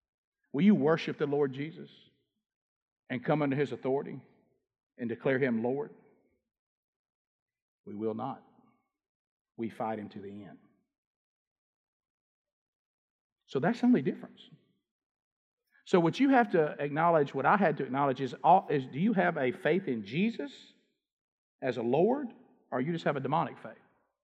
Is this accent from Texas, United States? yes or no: no; Alabama, United States; because I'm from Alabama.